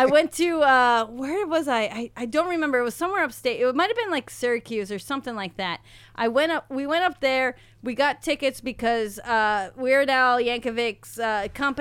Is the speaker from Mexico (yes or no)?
yes; Mexico; moved away; I grew up with them in Mexico